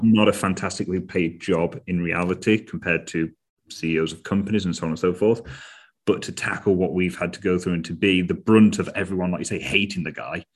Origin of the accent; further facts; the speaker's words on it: United Kingdom; As Brit, as Brits, we are much more reserved and cautious